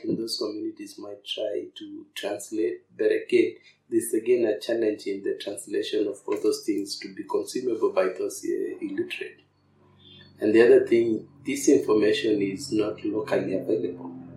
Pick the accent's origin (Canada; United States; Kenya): Kenya; North Olkiramatian, Kajiado County; born and raised in North Grammaton.